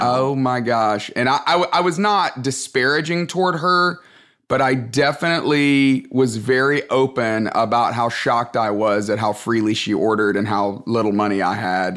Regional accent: Tuscaloosa, Alabama, United States; moved away as an adult; also born or lived in Atlanta, Georgia; I grew up in Tuscaloosa, Alabama

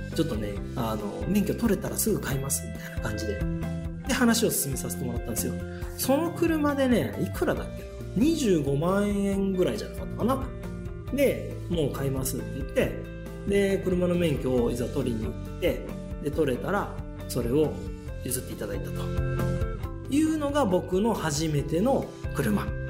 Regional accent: Shizuoka, Japan; 静岡市の清水区出身なんですけどね、えーとまあ、大学まで清水におりました

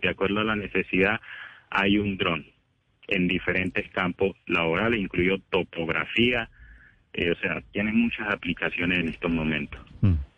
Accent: Quibdó, Chocó, Colombia; soy de Quito o era del Chocó, soy negro

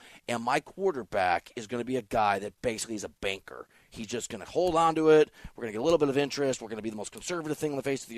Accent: Iowa, United States; I'm not a Southerner. I'm from Iowa.

